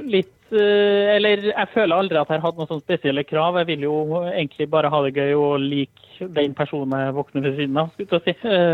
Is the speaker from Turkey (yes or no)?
no; Trondheim, Trøndelag, Norway; now in Østfold, Norway; Eh, det er jo en litt sånn bakgrunnshistorie om at jeg flytta til Østfold fra Trondheim.